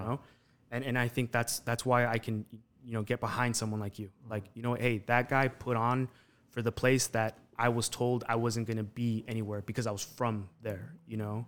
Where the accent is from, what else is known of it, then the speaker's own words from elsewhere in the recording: Las Vegas, Nevada, United States; we're from Las Vegas. I, I was born and raised out here